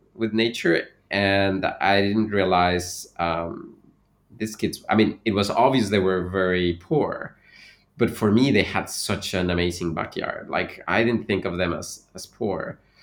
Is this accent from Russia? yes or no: no; Veracruz, Mexico; moved away; also born or lived in Mexico City / Canada; I was born in Mexico City, but I really grew up in Veracruz